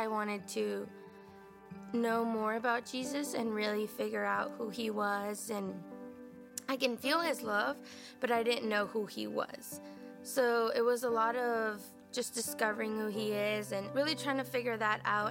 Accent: Mexico; also born or lived in San Antonio, Texas, United States; my mom decided to move us to Mexico, where we lived with her side of the family

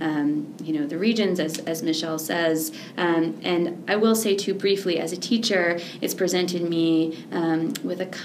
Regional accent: Philadelphia, Pennsylvania, United States; also born or lived in California / New York; now in Columbus, United States; I grew up in Philadelphia

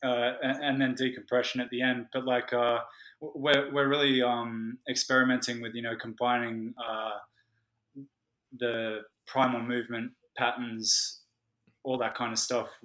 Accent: Australia; also born or lived in London; I'm Australian

